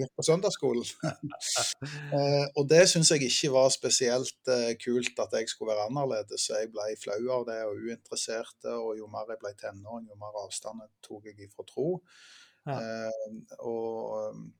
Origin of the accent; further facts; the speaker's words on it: Ålgård, Rogaland, Norway; Jeg eh, vokste opp på Ålgård